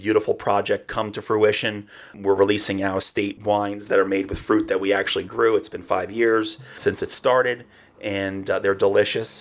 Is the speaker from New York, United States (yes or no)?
yes; New York City, New York, United States; now in Ashland, Oregon, United States; I grew up in Queens